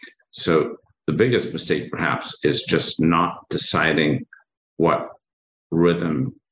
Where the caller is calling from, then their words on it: Ambler, Pennsylvania, United States; I'm calling up right up the street from you, up in Amber, Pennsylvania, not too far from you